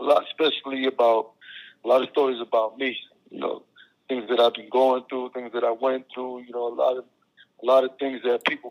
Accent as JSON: {"language": "English", "town": "Schenectady", "region": "New York", "country": "United States", "tie": "born or raised there", "moved": "as an adult", "lives_now": "Miami, United States"}